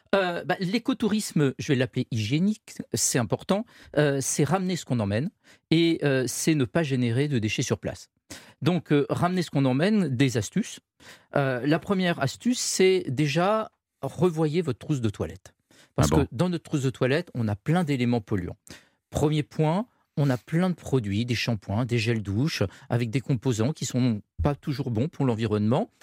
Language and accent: French; France; nous, en tant que Français